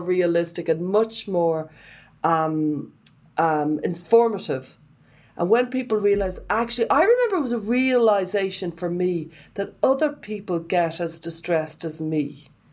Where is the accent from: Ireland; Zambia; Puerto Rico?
Ireland; I would have been shaped by being Irish